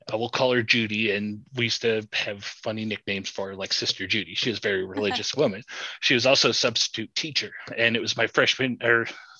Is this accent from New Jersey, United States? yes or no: no; near South Bend, Northern Indiana, United States; now in central Indiana, United States; I grew up in Northern Indiana by South Bend